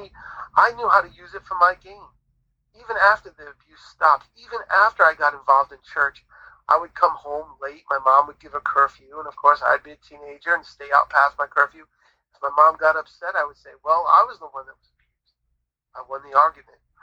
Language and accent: English; New England, United States; we grew up in New England, so we grew up near the ocean